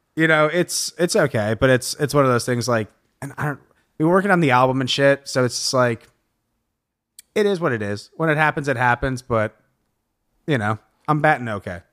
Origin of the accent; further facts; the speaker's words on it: Lansing, Michigan, United States; now in Los Angeles, United States; I'm from Lansing, Michigan